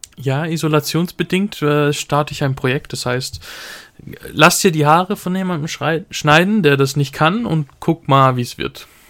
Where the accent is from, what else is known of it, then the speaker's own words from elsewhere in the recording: Switzerland; bei uns sind die Leute eh so ein bisschen verklemmter